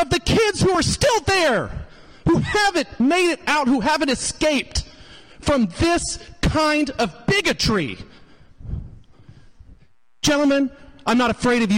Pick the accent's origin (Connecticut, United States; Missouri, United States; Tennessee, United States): Missouri, United States; Hickory County; I grew up in Hickory County, Missouri.